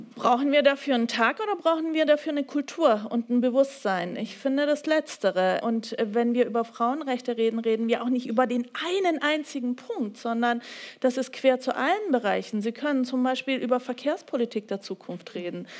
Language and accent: German; Bavaria, Germany; Ich komme ja aus Bayern